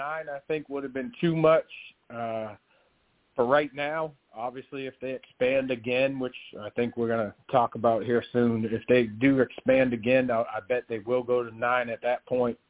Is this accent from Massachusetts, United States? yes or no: yes; Massachusetts, United States; I'm from Massachusetts.